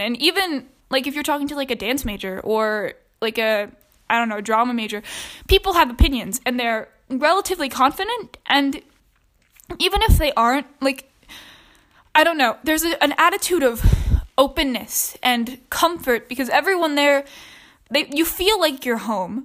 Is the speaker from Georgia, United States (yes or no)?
yes; Georgia, United States; I'm from Georgia